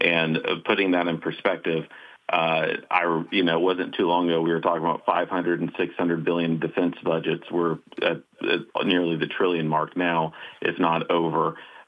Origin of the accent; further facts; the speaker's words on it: South Carolina, United States; moved away as an adult; now in Washington, DC, United States; Chairman Floyd Spence of South Carolina, my hometown congressman.